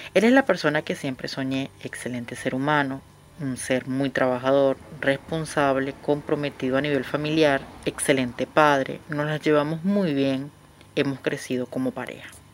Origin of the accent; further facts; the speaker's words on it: Venezuela; moved away as an adult; now in Buenos Aires, Argentina; Soy una venezolana viviendo en Buenos Aires hace apenas tres meses